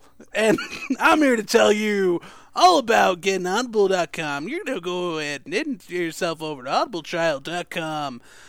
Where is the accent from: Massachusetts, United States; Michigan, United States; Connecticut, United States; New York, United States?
Connecticut, United States; I'm from the southern part of Connecticut.